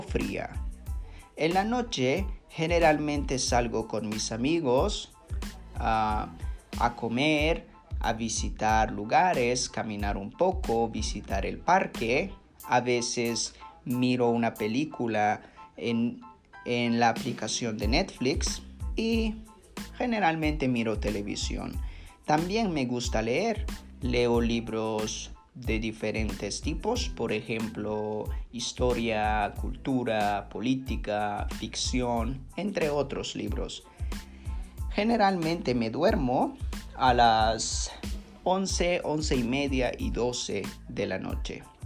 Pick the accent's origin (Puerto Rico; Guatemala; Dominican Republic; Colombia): Guatemala; San Pedro La Laguna, Sololá; mi pueblo que se llama San Pedro La Laguna